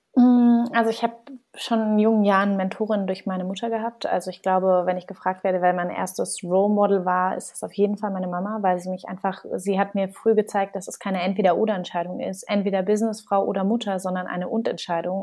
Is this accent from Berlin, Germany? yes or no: yes; Berlin, Germany; ich bin, wie gesagt, gebürtige Berlinerin, bin hier groß geworden